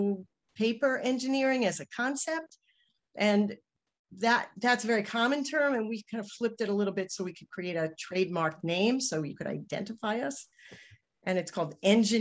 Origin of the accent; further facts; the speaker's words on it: New York City, New York, United States; accent: New York; my New York accent